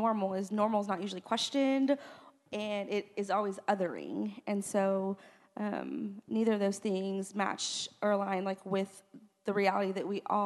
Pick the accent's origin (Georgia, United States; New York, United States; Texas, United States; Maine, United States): Texas, United States; born there; because I feel like it has given me such perspective in the way that I was born in South Texas